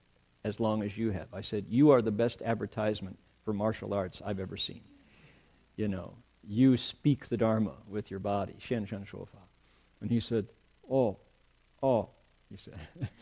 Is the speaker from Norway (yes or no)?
yes; Norway; English is a second language; growing up in Norway, where our diet consists of a lot of fish and meat, and where the potato is our best friend.